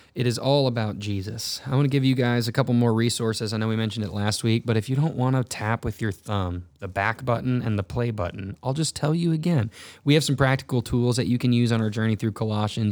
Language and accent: English; North Texas, United States; now in Missouri, United States; I grew up in North Texas